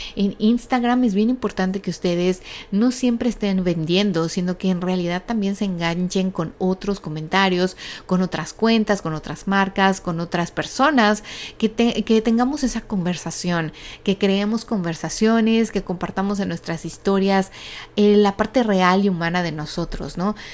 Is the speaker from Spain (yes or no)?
no; Mexico; now in United States; México, que es obviamente de donde yo soy